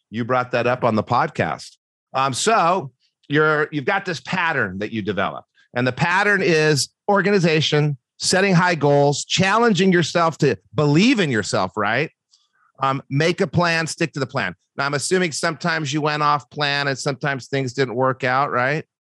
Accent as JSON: {"language": "English", "town": "Brookfield", "region": "Wisconsin", "country": "United States", "tie": "born or raised there", "also_born_or_lived": "Michigan", "moved": "as an adult", "said": "I went to uh, Brookfield East High School."}